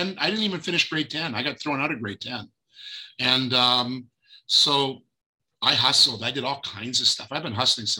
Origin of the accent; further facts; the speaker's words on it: Fergus, Ontario, Canada; also born or lived in Israel; now in Toronto, Canada; Toronto, born in Fergus, Ontario